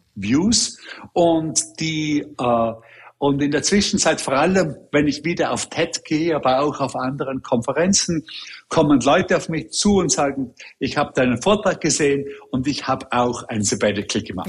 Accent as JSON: {"language": "German", "country": "Austria", "also_born_or_lived": "Hong Kong", "moved": "yes", "lives_now": "New York, United States", "said": "als Österreicher selber"}